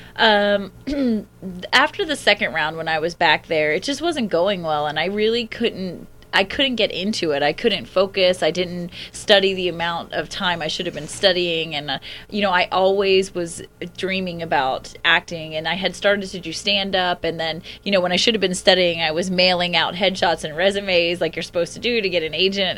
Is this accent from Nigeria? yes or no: no; Alachua, Florida, United States; moved away; a very small town called Alachua, uh, Florida